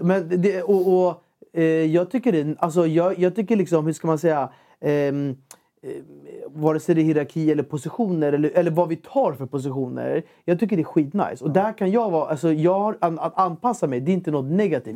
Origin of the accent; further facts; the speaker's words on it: Ekerö, Stockholm County, Sweden; jag är uppvuxen på Ekerö